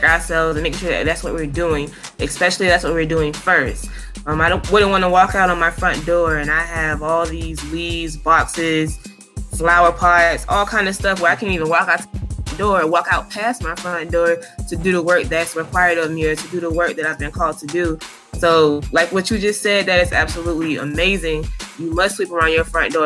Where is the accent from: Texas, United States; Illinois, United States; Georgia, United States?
Georgia, United States; Savannah; I'm from Savannah, born and raised.